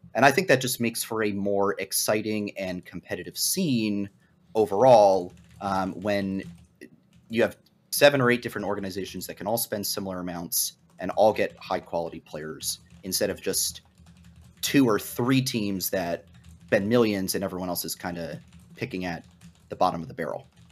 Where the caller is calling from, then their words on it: Arlington, Virginia, United States; Calling from Arlington, Virginia, also in the Washington, D C area